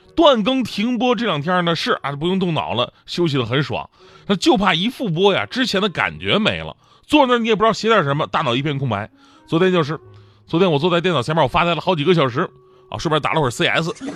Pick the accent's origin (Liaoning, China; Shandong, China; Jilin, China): Jilin, China; Changchun; moved away; 我老家长春